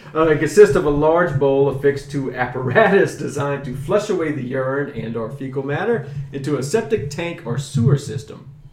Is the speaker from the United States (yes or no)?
yes; South Louisiana, United States; growing up in South Louisiana, which you'll hear about a lot too, because my South Louisiana is a huge influence on me because that's where I grew up